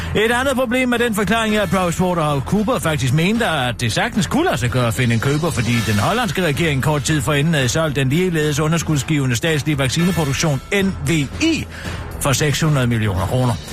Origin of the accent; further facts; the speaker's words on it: Søften, Central Denmark Region, Denmark; Søften, hvor jeg kommer fra